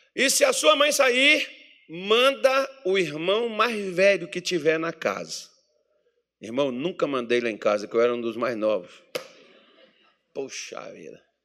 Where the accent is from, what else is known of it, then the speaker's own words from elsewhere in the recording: Minas Gerais, Brazil; moved away; quando eu era criança, lá em Minas Gerais